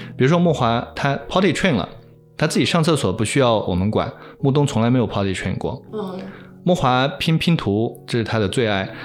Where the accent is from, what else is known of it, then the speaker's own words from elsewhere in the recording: China; 这个不只是说我们中国人的圈子